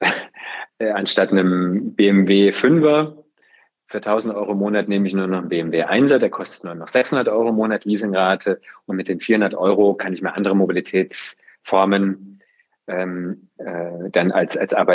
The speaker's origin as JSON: {"language": "German", "town": "Freiburg", "region": "Baden-Württemberg", "country": "Germany", "tie": "born or raised there", "said": "ich bin im Gruppen Freiburg groß geworden"}